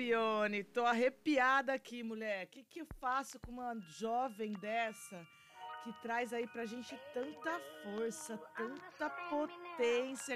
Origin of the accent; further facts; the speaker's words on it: interior of São Paulo, Brazil; moved away; lá na minha terra, no interior de São Paulo